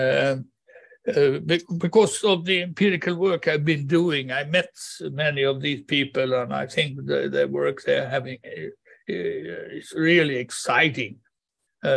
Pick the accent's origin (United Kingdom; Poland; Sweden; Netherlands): Sweden; central Sweden; in mid-Sweden